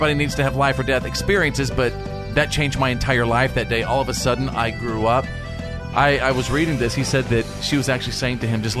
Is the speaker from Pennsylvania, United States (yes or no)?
no; Bowie, Texas, United States; moved away; my home in North Texas, my hometown of Bowie, Texas.